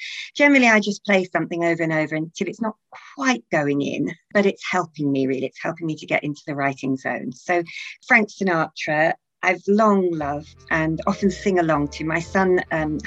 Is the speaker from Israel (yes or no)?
no; Durham, North East England, United Kingdom; also born or lived in Yorkshire / Staffordshire; now in Ely, United Kingdom; I'm from the north of England, Durham, and then I lived in Yorkshire and Staffordshire